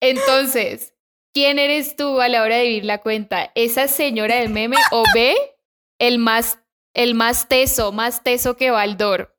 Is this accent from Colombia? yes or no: yes; Colombia; now in Mexico; en Colombia nos criaron